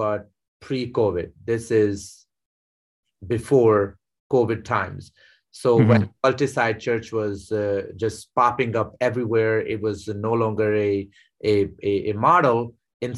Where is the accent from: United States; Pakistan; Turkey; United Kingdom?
Pakistan; moved away; I was born and raised in Pakistan